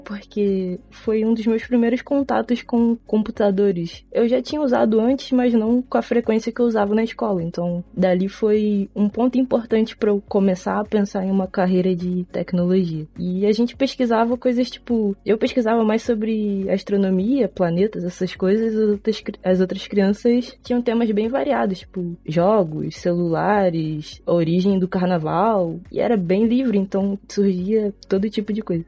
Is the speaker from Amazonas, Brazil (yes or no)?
no; São João de Meriti, Rio de Janeiro, Brazil; Eu sou do estado do Rio de Janeiro, da Baixada Fluminense, São João de Meriti